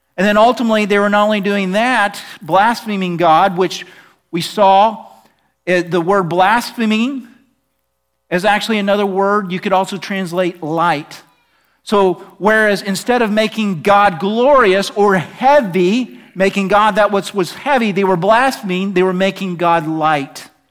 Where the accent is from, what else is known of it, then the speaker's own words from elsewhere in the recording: Oklahoma, United States; I'm from Oklahoma